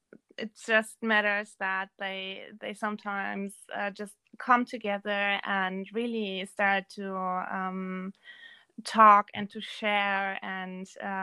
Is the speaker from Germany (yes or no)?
yes; Germany; Yes. But my family is originated in Erzgebirge.